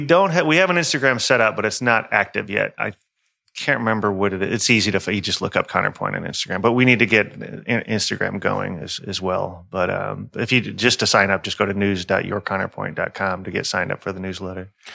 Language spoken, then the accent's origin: English; Houston, Texas, United States; I'm an, a Houstonian.